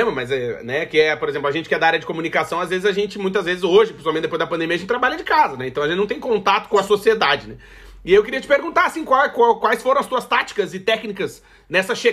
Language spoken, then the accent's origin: Portuguese; Alegrete, Rio Grande do Sul, Brazil; eu nasci no Alegrete.